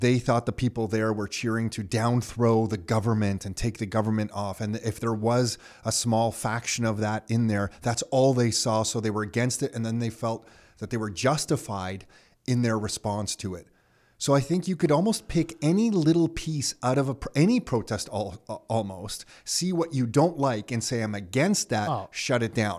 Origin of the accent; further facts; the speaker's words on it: Canada; as a Canadian